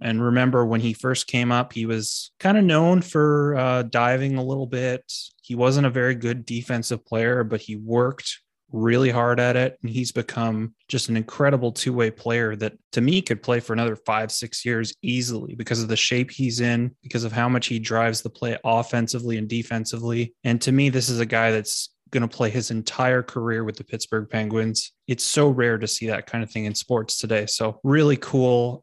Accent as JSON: {"language": "English", "country": "Canada", "said": "we're Canadian people"}